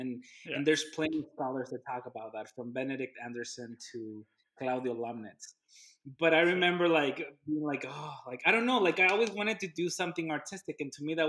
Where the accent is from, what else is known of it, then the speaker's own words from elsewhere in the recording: Ciudad Juárez, Chihuahua, Mexico; moved away; I'm from Juarez